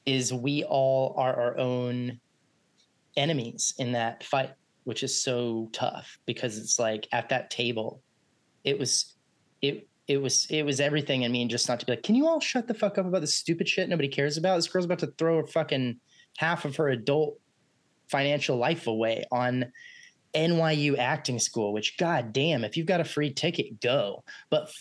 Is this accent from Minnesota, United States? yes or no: no; Texas, United States; now in Los Angeles, United States; We're from Texas